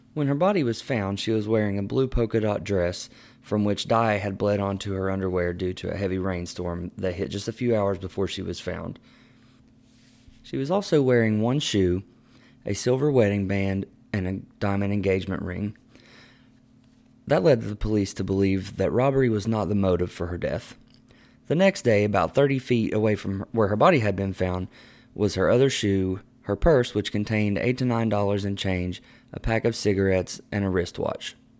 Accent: Boone and Logan counties, West Virginia, United States; Growing up in Boone and Logan counties

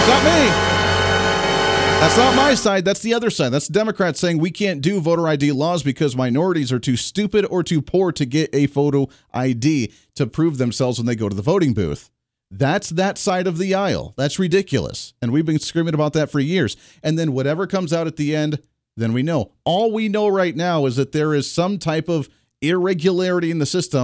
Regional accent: Kansas, United States; from my home state right here in the state of Kansas, where we're based out of for our flagship

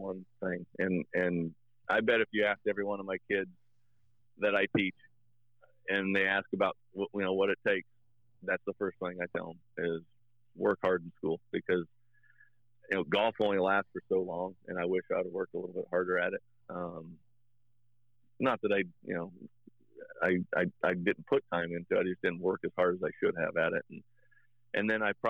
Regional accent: Marion, Indiana, United States; I grew up in Marion, Indiana, which is like basketball capital of Indiana.

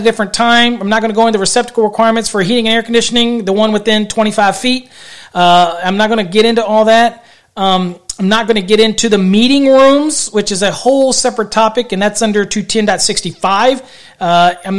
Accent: Virginia, United States; I'm from Virginia

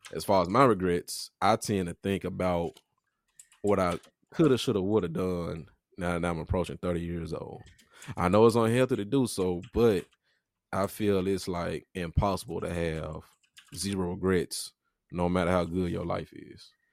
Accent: Memphis, Tennessee, United States; I'm from The Haven. If y'all ain't from Memphis, that's in Memphis

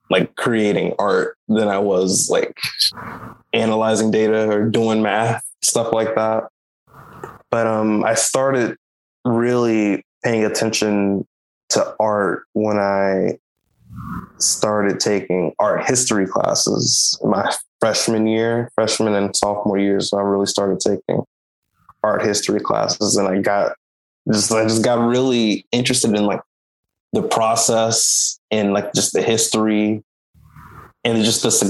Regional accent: Jackson, Mississippi, United States; also born or lived in New York; I grew up in Jackson, Mississippi, pretty much my whole life. I don't think I was technically born here, but all of my schooling was done here

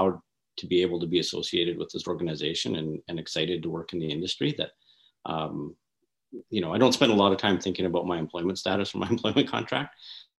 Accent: Northern Alberta, Canada; I'm from Northern Alberta

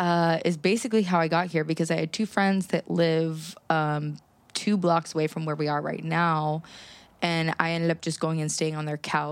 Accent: Pittsburgh, Pennsylvania, United States; now in New York, United States; I am from Pittsburgh, and I feel like kind of a small town girl.

